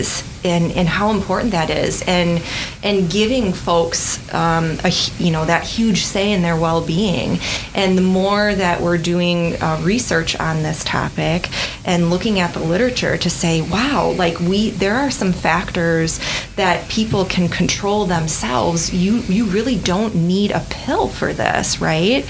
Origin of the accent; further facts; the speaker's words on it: Red Granite, Wisconsin, United States; also born or lived in Madison, Wisconsin / Iowa City, Iowa / Janesville, Wisconsin / Appleton, Wisconsin; I grew up in central Wisconsin in a tiny town called Red Granite